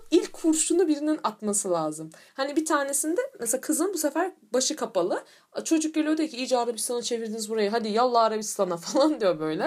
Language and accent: Turkish; Turkey